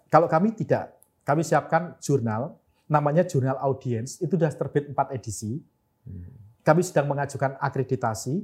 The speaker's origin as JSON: {"language": "Indonesian", "town": "Madiun", "region": "East Java", "country": "Indonesia", "said": "klub kota saya PSM Madiun"}